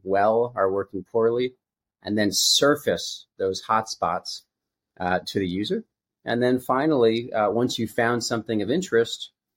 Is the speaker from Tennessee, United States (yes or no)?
no; Connecticut, United States; moved away as an adult; also born or lived in California; I was raised in a small town in Connecticut by a school teacher family